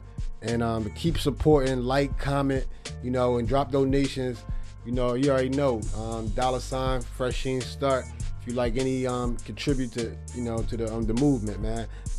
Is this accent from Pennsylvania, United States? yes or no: yes; Philadelphia, Pennsylvania, United States; welcome to a new episode of a Fresh Sheen Start. Trying to put a new shine on the old city, my city, Philadelphia.